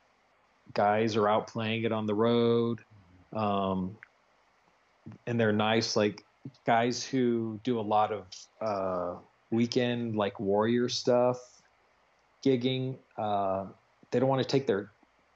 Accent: Arizona, United States; moved away; I'm from Arizona

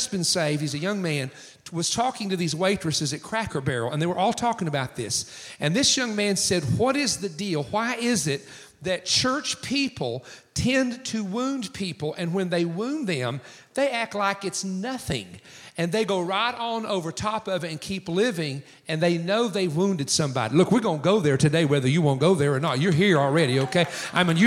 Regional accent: East Coast of the United States, United States; In my hometown, there's 380 churches in our county of 100,000 people. We are the most churched county, according to the Wall Street Journal, on the East Coast of the United States

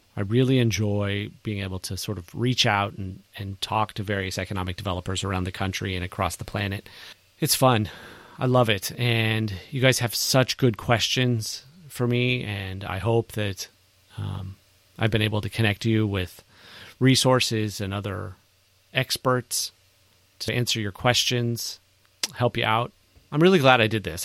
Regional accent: California, United States; now in Texas, United States; I'm from California.

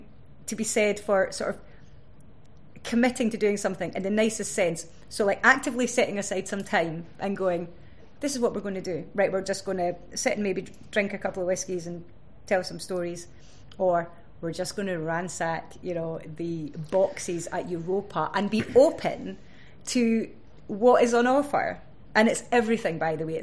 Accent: Stirling, Scotland, United Kingdom; growing up in Stirling

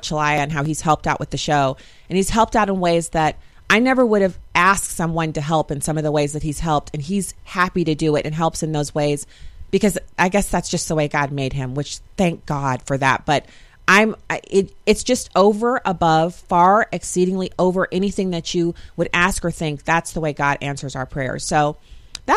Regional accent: United States; I'm righteously American

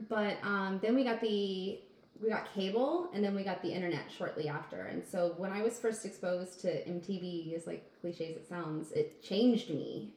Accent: outside of Wichita, Kansas, United States; I grew up outside of Wichita, Kansas.

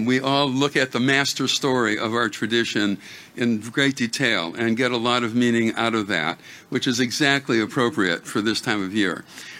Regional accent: United States; That all of the things that we hold dear as Americans, we also hold dear as Jews.

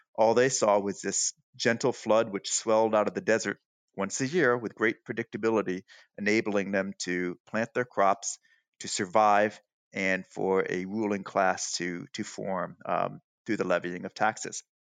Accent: Chicago, Illinois, United States; moved away as an adult; also born or lived in Los Angeles; now in Providence, United States; I grew up in the Midwest, the Upper Midwest

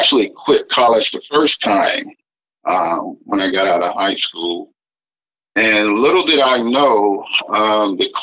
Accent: right outside Tuskegee, Alabama, United States; I grew up in Alabama, right outside Tuskegee, between Montgomery

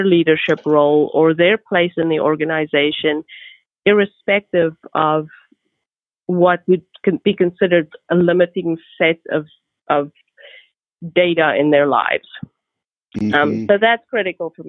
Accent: South Africa; now in United States; I'm from South Africa.

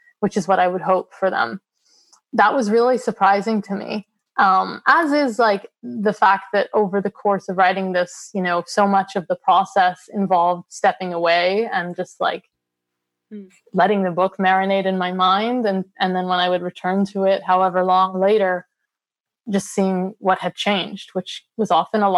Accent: United States; I'm Palestinian American

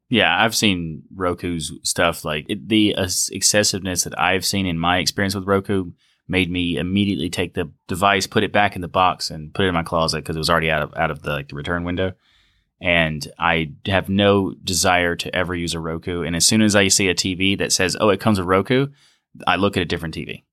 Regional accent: United States; Coming back as an American to America

